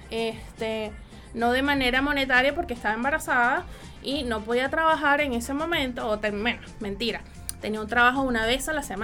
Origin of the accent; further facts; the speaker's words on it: Puerto La Cruz, Anzoátegui, Venezuela; now in Chile; yo soy Puerto de la Cruz, imposible. Muy pocos maracuchos conocí por, por ese lado.